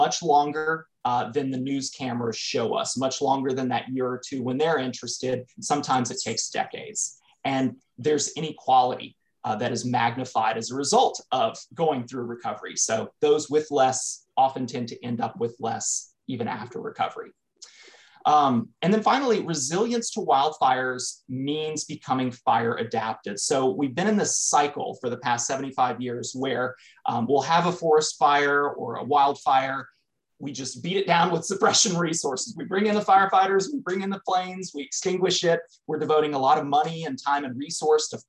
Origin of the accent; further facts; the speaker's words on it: Southern Louisiana, United States; I grew up in Southern Louisiana, so like flood-prone USA.